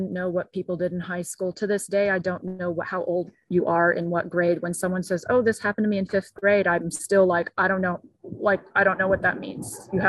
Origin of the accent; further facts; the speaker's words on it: Brazil; also born or lived in Japan / Mexico / Guatemala; now in United States; I grew up in Japan, I grew up in Brazil, in Mexico, and Guatemala.